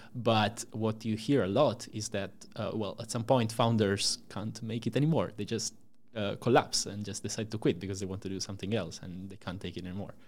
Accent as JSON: {"language": "English", "country": "Italy", "tie": "born or raised there", "moved": "as an adult", "lives_now": "Amsterdam, Netherlands", "said": "I'm from Italy, uh, born and raised there until I came to Amsterdam about, uh, four years ago"}